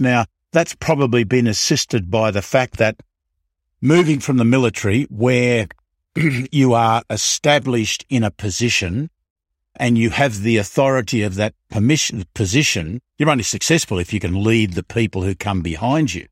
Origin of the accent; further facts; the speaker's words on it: Melbourne, Victoria, Australia; I was born in, I was born in Melbourne